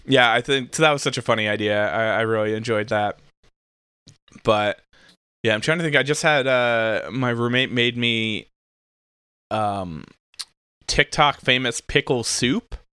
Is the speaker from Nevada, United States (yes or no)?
no; New Jersey, United States; where I grew up in New Jersey